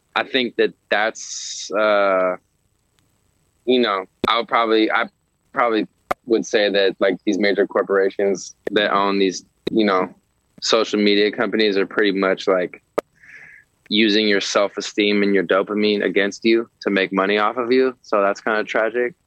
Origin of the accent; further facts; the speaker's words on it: San Francisco, California, United States; now in Los Angeles, United States; I'm I'm from San Francisco